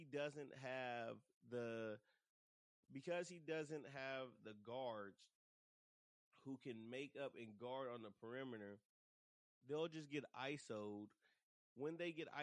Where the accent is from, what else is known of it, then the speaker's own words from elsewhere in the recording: Dallas, Texas, United States; now in San Antonio, United States; Shout out to hometown Dallas. Y'all know that's my origins. That's where I come from. That's my hometown and everything.